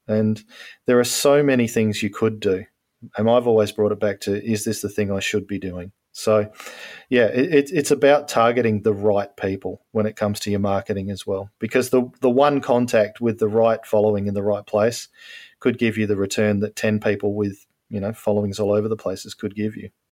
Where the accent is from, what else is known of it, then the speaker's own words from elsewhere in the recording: Australia; I'm an Australian